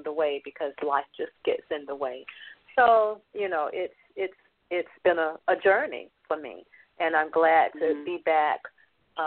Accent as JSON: {"language": "English", "town": "Atlanta", "region": "Georgia", "country": "United States", "tie": "born or raised there", "said": "I grew up in Atlanta, Georgia, and I'm a product of the project"}